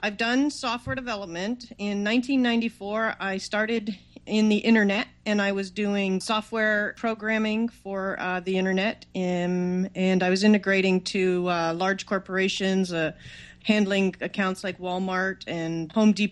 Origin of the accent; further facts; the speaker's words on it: Toronto, Ontario, Canada; moved away as an adult; now in California, United States; I'm from Toronto, Canada, and I moved to California to start this new internet thing.